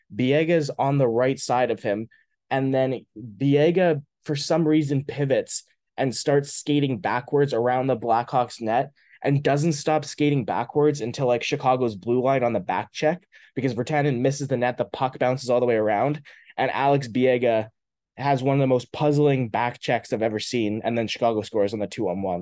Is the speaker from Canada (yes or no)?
yes; Maple Ridge, British Columbia, Canada; my hometown of Maple Ridge